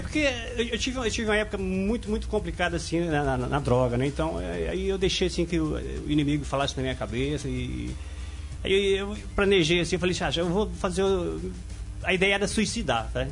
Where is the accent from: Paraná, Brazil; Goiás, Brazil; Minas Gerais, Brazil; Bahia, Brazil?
Paraná, Brazil; Foz do Iguaçu; now in Curitiba, Brazil; Eu sou de Foz de Iguaçu, daquela região ali. É uma região complicada, né? Então, é, é, desde a minha adolescência, infância, foi tudo ali